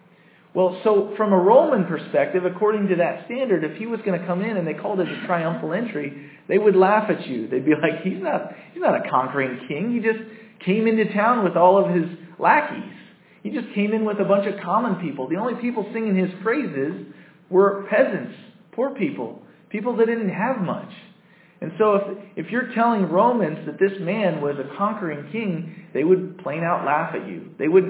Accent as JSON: {"language": "English", "country": "United States", "said": "I'm American."}